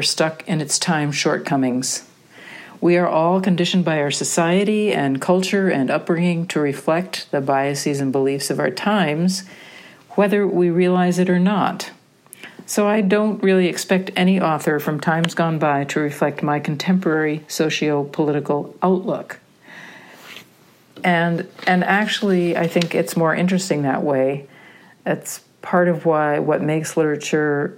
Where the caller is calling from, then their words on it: Wisconsin, United States; I'm calling you from Wisconsin